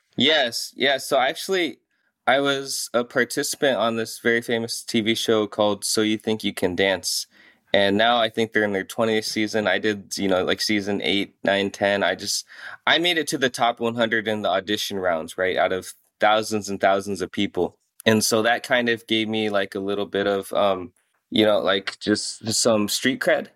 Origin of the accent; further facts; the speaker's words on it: Iowa, United States; also born or lived in South Korea / Des Moines, Iowa; I'm from South Korea, and so we grew up, you know, smack dab in the middle of Iowa